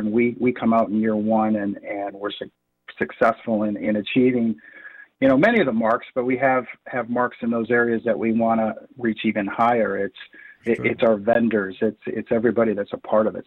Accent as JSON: {"language": "English", "town": "Lexington", "region": "Michigan", "country": "United States", "tie": "born or raised there", "said": "I grew up in Lexington, Michigan."}